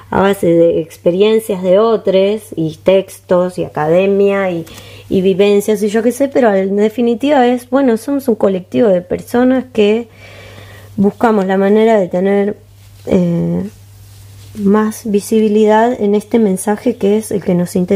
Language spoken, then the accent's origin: Spanish; Montevideo, Uruguay; born there; Nací en Montevideo. Nací en ah, Montevideo.